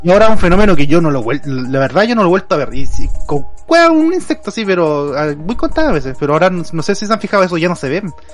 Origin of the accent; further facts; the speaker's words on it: Concepción, Biobío, Chile; cuando era chico, viví en Conce toda mi vida